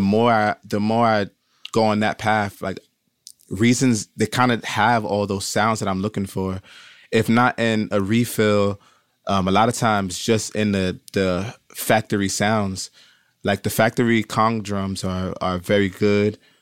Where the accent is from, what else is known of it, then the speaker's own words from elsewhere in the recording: Brooklyn, New York, United States; growing up in Brooklyn, it's so many, like, different Caribbean cultures.